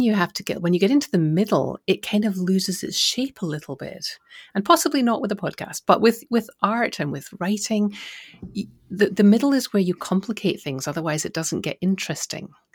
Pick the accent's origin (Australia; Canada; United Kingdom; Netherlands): United Kingdom; Scotland; I'm from Scotland